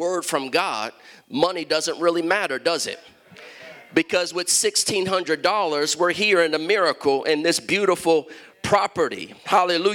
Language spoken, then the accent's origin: English; Columbus, Ohio, United States; moved away; also born or lived in Chicago, Illinois / Washington, D.C.; I'm from Columbus, Ohio, grew up in Columbus